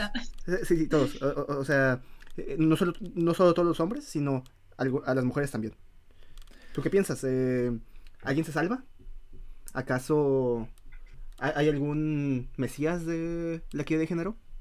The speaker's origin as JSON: {"language": "Spanish", "country": "Mexico", "moved": "yes", "said": "siendo mexicanos"}